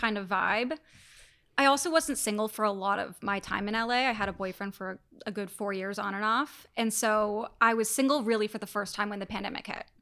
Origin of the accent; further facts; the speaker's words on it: Toronto, Ontario, Canada; moved away; move back to Toronto, my hometown